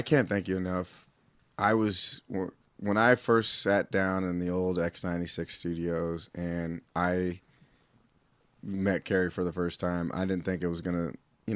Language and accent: English; California, United States; moved away as an adult; now in Utah, United States; I've been out here in Utah for 14 years. I'm originally from California